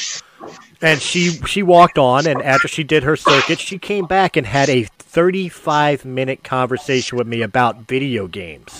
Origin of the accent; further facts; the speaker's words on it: Philadelphia, Pennsylvania, United States; I'm from Philadelphia